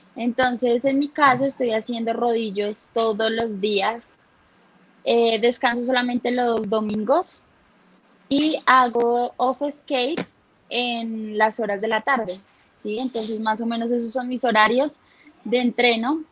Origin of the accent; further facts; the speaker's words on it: Bogotá, Colombia; yo soy de acá de Bogotá